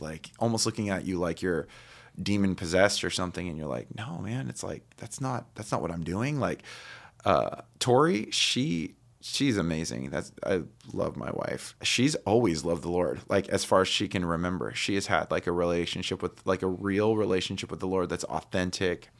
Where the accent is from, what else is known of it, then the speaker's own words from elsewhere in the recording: Highland, California, United States; also born or lived in Redlands, California; I was born in Redlands, but I grew up in, um, s, we, when I was two, we moved into a house in, in Highland.